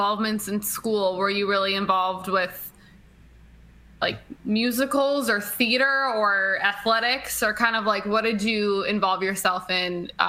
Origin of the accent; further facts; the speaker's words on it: Wisconsin, United States; I'm from Wisconsin, so I'm a Midwest girl.